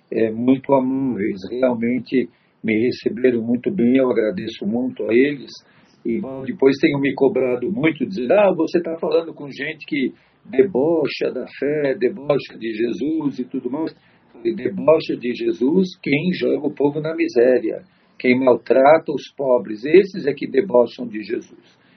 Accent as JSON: {"language": "Portuguese", "region": "São Paulo", "country": "Brazil", "tie": "born or raised there", "also_born_or_lived": "Tatuapé, São Paulo", "said": "eu nasci aqui no Belém mesmo, no bairro do Belém"}